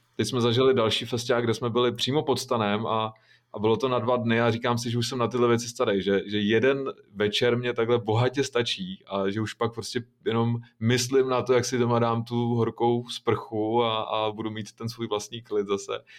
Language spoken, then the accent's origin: Czech; Šluknov Hook, Ústí nad Labem Region, Czechia; já pocházím ze Šluknovského výběžku